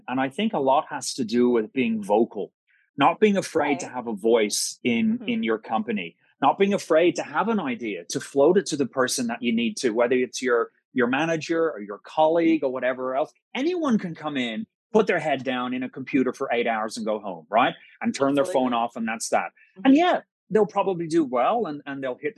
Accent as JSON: {"language": "English", "country": "Ireland", "said": "being Irish"}